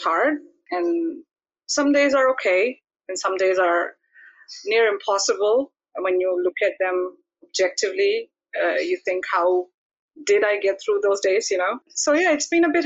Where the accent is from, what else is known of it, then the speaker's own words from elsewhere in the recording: India; now in Netherlands; I'm from India. I live in the Netherlands